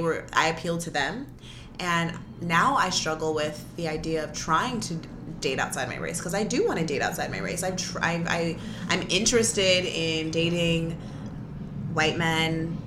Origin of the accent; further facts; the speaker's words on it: United States; growing up in America.